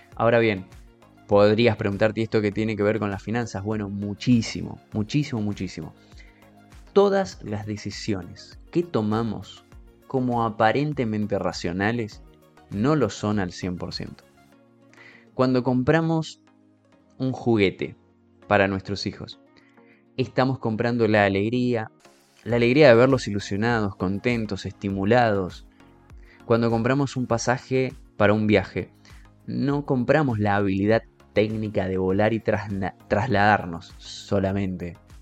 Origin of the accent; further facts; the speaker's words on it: Argentina; Yo como argentino